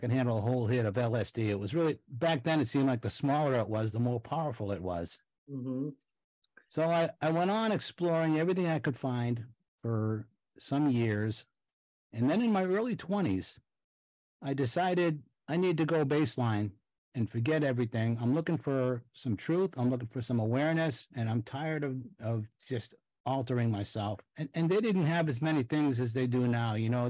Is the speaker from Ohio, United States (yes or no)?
no; Boston, Massachusetts, United States; I grew up in Boston in Dorchester, which is a tough neighborhood, Irish Catholic, you know, blue collar